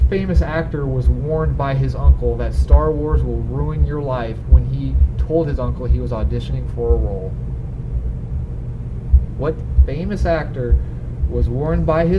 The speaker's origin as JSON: {"language": "English", "country": "United States", "said": "I'm an American."}